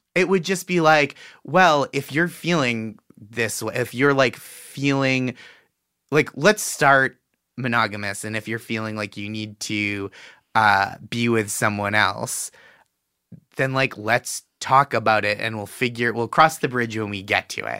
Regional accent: Boston, Massachusetts, United States; I'm from Boston

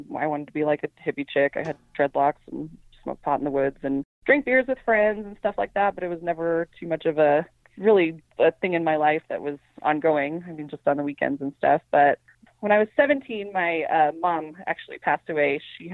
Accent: Prescott, Arizona, United States; I'm from Prescott, Arizona, which is a little town in northern Arizona

